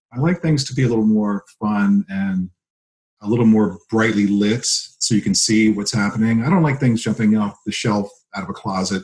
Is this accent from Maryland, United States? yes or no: yes; Laurel, Maryland, United States; moved away as an adult; also born or lived in New Jersey / Frederick, Maryland; now in Pennsylvania, United States; I was born in New Jersey. We moved when I was three. I grew up in Maryland right between, like literally smack dab between Baltimore's here, DC's here, Laurel, the town I grew up in, was right in between them.